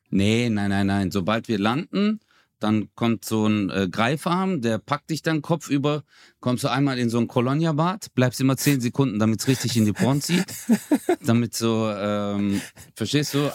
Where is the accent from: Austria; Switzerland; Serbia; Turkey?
Turkey; Çarşamba, Samsun; now in Germany; da wo ich herkomme, ist ja auch äh, Charchamba